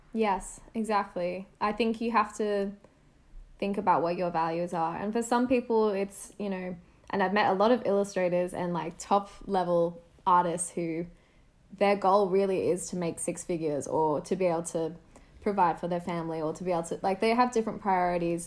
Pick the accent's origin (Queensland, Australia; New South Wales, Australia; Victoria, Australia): New South Wales, Australia; Sydney; moved away as an adult; stay another year at university in Sydney, which was a big thing for me. Um, staying at uni meant staying in my hometown